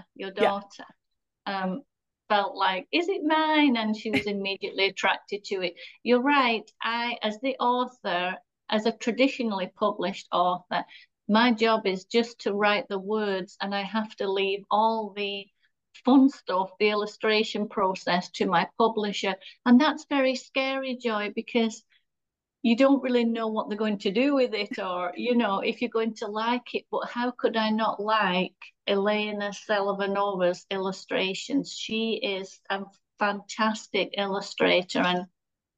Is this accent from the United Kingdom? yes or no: yes; England, United Kingdom; moved away as an adult; now in Michigan, United States; you can hear I'm from Britain.